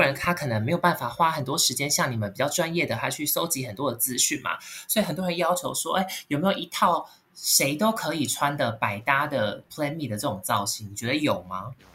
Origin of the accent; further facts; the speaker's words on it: Kaohsiung, Taiwan; moved away as an adult; now in Taipei, Taiwan; 我是高雄人，然后我来台北念书，然后毕业工作到现在大概十年的时间